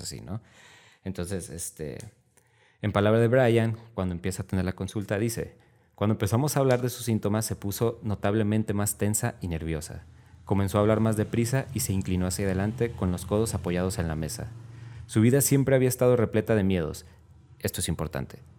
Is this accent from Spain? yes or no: no; Mexico; así somos mexicanos